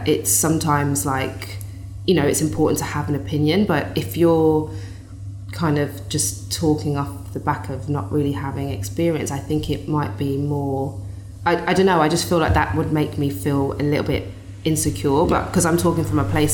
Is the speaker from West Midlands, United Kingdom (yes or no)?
yes; Birmingham, West Midlands, United Kingdom; moved away as an adult; also born or lived in London; I'm this kid from Birmingham, doesn't know anyone